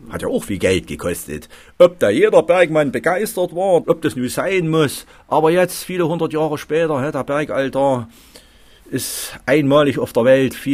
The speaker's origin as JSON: {"language": "German", "town": "Annaberg-Buchholz", "region": "Saxony", "country": "Germany", "said": "bei uns in Anneberg gibt es ein schönes Arbeitsamt."}